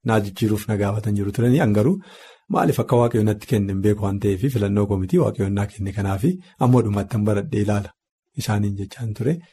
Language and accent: Oromo; Wollega, Oromia, Ethiopia; Ani Wallaggaa irraati